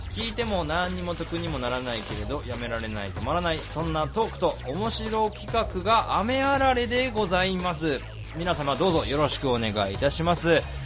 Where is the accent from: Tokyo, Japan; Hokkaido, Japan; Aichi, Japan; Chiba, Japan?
Tokyo, Japan; 俺東京で生まれてる